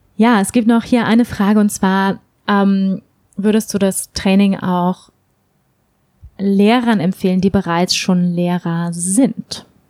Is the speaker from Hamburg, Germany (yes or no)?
yes; Hamburg, Germany; moved away; Hamburg ist meine Heimatstadt, in Hamburg lebt meine Familie